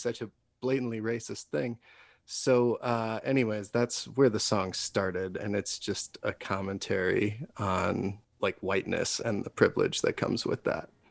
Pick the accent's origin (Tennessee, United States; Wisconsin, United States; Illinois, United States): Wisconsin, United States; now in Denver, United States; I'm from Wisconsin originally, and way way back when I lived there